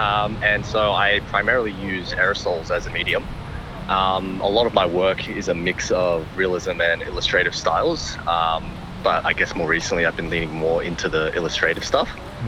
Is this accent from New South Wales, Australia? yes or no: yes; Parramatta, New South Wales, Australia; I was born and raised in Parramatta. Mm-hmm. Sort of Western Sydney